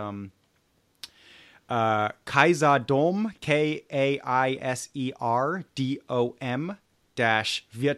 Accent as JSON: {"language": "English", "town": "Munich", "region": "Bavaria", "country": "Germany", "tie": "born or raised there", "said": "I grew up in Munich"}